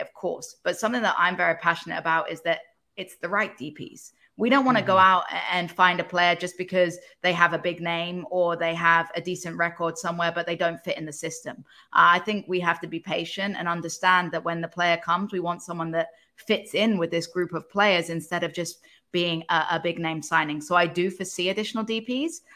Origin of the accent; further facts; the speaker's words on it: England, United Kingdom; moved away; as an English person